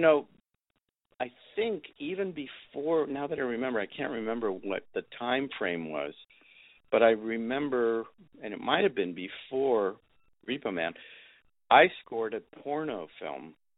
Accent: Texas, United States; it had a lot of my roots too, which was growing up in Texas.

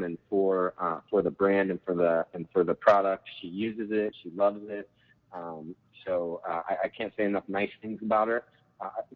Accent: Southern California, United States; also born or lived in Boston, Massachusetts; I grew up in Southern California

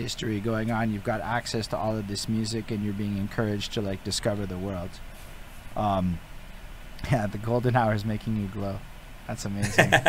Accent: Montreal, Quebec, Canada; growing up in Montreal.

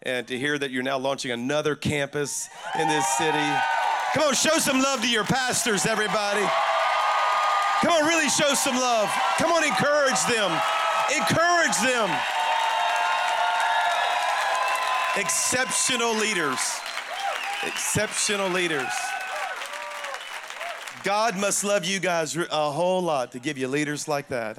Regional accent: South Louisiana, United States; moved away as an adult; now in Alabama, United States; I'm actually a Cajun from South Louisiana

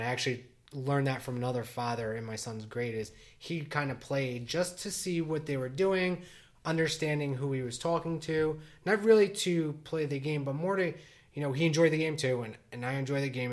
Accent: New Jersey, United States; born and raised in Jersey. I live in, in the same town I grew up

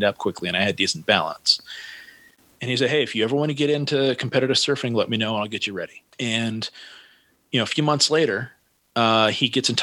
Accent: Santa Cruz, California, United States; I grew up in Santa Cruz

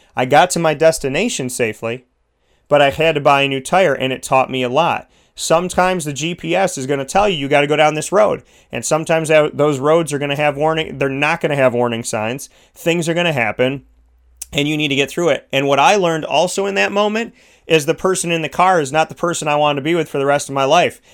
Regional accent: New York, United States; I'm a New Yorker

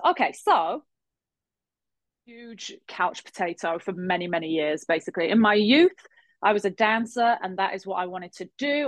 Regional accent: England, United Kingdom; moved away as an adult; also born or lived in Halifax, Nova Scotia, Canada / London, United Kingdom; now in Montreal, Canada; I was born in Halifax, Nova Scotia. My dad is from there, born and raised. Um, my mum's Irish. We ended up moving to England randomly, as you do, when I was about five

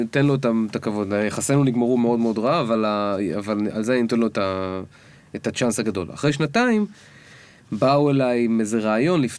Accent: Kiryat Bialik, Haifa District, Israel; moved away; אני באתי מקריית ביאליק.

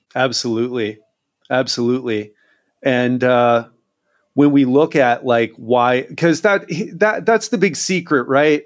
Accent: United States; moved away as an adult; now in Brazil; I love being American, and I'm so grateful that I grew up there because my mindset is very much American

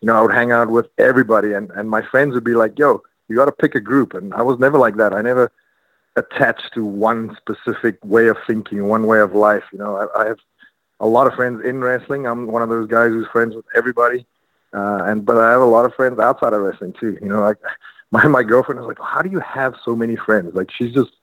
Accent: South Africa; moved away; I have a show coming up in South Africa in my hometown.

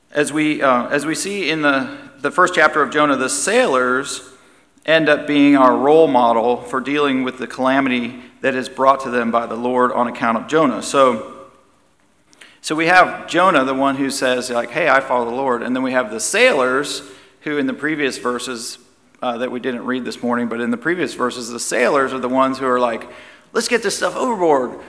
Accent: United States

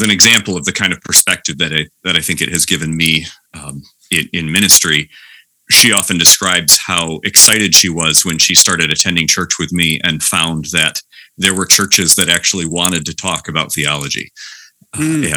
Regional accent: Hudsonville, Michigan, United States; moved away as an adult; now in Palmyra, United States; Both my wife and I grew up in West Michigan in Hudsonville

